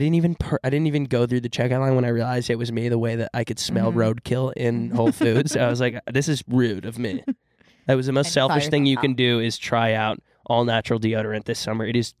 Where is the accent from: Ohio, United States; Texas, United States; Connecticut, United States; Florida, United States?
Texas, United States; We're from Texas. It was freaking hot.